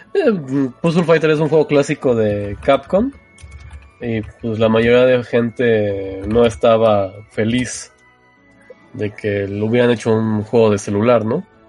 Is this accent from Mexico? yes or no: yes; Mexico; somos de México